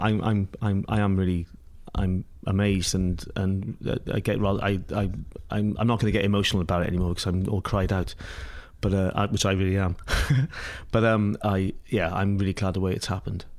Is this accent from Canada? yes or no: no; Pembrokeshire, Wales, United Kingdom; moved away as an adult; now in New York, United States; growing up in Pembrokeshire